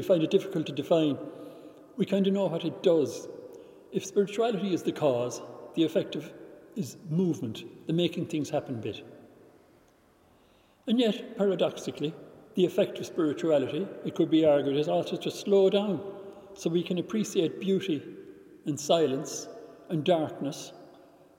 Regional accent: Ireland; when I was growing up in Ireland

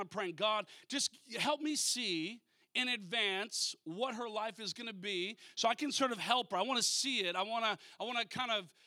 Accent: Minnesota, United States; now in California, United States; I grew up in Minnesota originally, you know, so I understand the cold

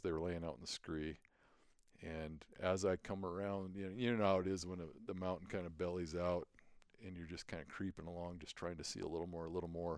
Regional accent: Billings, Montana, United States; also born or lived in Great Falls, Montana / Lewistown, Montana; I was born in Great Falls, and we lived in Lewistown for a while. And so, you know, growing up in Billings, going to high school here

